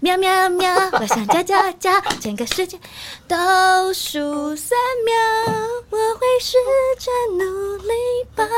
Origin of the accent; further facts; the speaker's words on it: Pinglin, New Taipei, Taiwan; 因为我在平陵长大